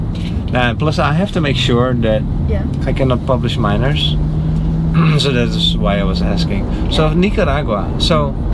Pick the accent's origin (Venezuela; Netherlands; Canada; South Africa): Netherlands; now in Naples, United States; I'm from the most punctual country in the world, which is called the Netherlands.